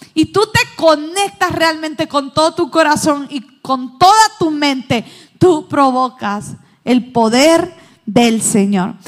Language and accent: Spanish; Honduras